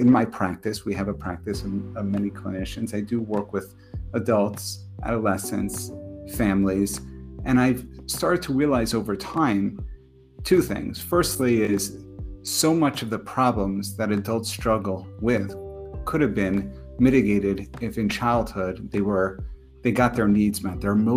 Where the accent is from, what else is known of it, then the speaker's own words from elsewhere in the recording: New York, United States; moved away as an adult; also born or lived in Connecticut; now in New Jersey, United States; originally from New York, so not so far from my hometown.